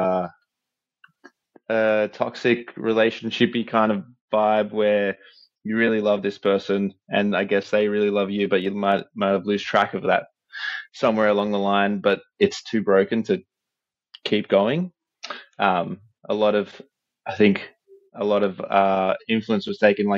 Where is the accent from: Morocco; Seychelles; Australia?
Australia; we're from Australia